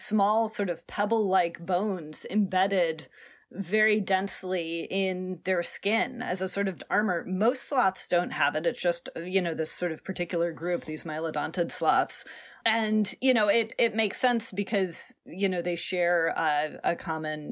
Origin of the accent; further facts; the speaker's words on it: Portland, Oregon, United States; I grew up in Portland, Oregon